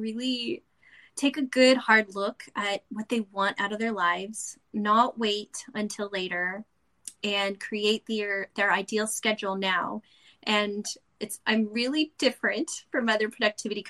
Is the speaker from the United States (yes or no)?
yes; San Antonio, Texas, United States; now in Northern California, United States; I'm originally from San Antonio, Texas, too